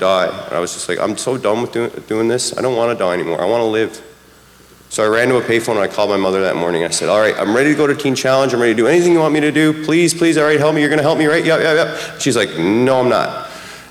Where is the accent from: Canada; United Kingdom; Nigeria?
Canada; Newfoundland and Labrador; moved away; I'm from Newfoundland